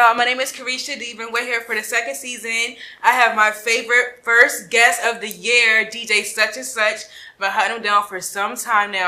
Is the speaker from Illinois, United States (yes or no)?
no; Philadelphia, Pennsylvania, United States; now in Atlanta, United States; I'm from Philadelphia, and I migrated here, so I am not from Atlanta, but I am a Georgia peach